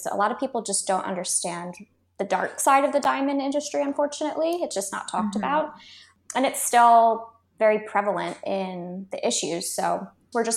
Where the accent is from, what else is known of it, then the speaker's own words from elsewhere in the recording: Baltimore, Maryland, United States; moved away as an adult; also born or lived in California; now in Australia; originally I'm from Baltimore, Maryland, and then we moved to California for 4 years, and then we've been in Australia for the last basically 2 years